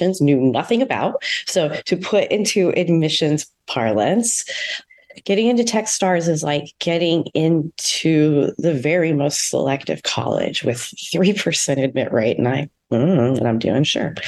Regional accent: St. Louis, Missouri, United States; moved away; also born or lived in San Diego; I'm a Midwesterner. I grew up in St. Louis

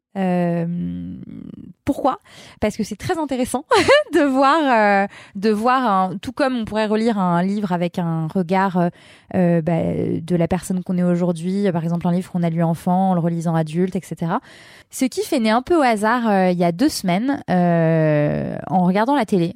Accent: Lyon, Auvergne-Rhône-Alpes, France; now in Levallois, France; moi, je suis lyonnaise. Et du coup, Paris, j'ai pas grandi à Paris. J'ai grandi dans une ville grande, mais c'est pas Paris, c'est différent. C'est c'est plus à taille humaine, Lyon

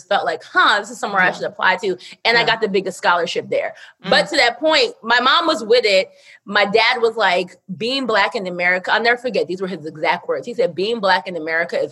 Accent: New Jersey, United States; I'm from Jersey

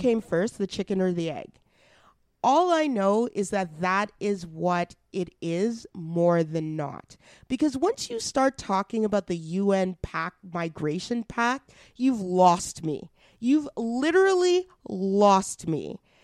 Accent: Edmonton, Alberta, Canada; Edmonton, my hometown

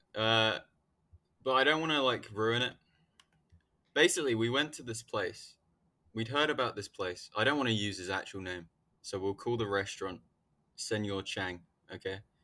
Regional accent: United Kingdom; The U K

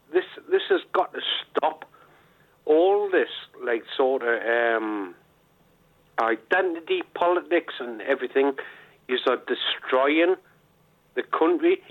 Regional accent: Geordie, North East England, United Kingdom; I'm a Geordie lad

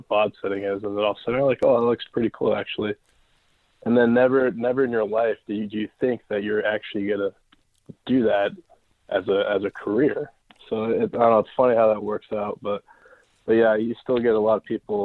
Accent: Newport Beach, California, United States; also born or lived in Lake Placid, New York; I'm from Newport Beach, California

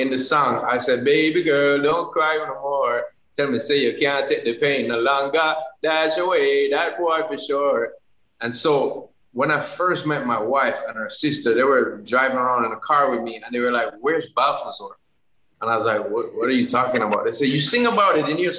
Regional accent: Jamaica; in Jamaica we just make big old thick pancakes

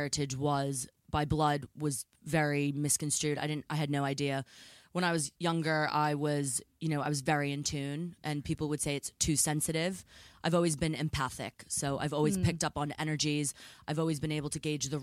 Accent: near Salem, Massachusetts, United States; now in England; growing up near Salem, Massachusetts

